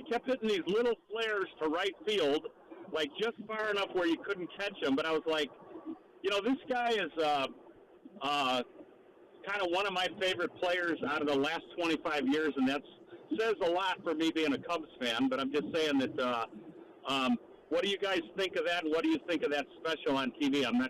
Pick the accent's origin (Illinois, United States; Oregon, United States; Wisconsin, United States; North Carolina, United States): Illinois, United States; Chicago; now in Hawaii, United States; I'm from Chicago, so there's no way I'm a New York sports fan